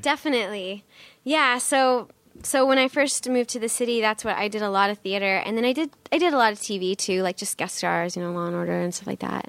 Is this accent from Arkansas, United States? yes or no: no; North Bend, Nebraska, United States; moved away as an adult; also born or lived in Wayne, Nebraska / New York City; I grew up in Nebraska.